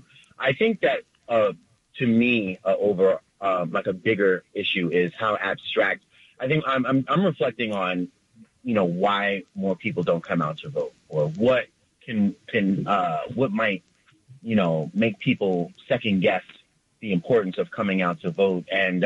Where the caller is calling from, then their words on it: New York City, New York, United States; I'm calling from the Bronx.